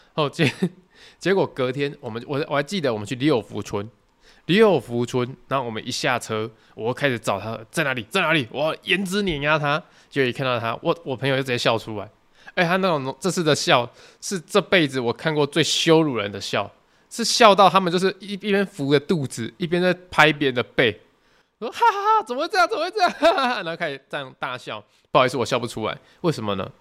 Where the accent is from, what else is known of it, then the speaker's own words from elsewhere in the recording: southern Taiwan, Taiwan; 因为我们是南部人嘛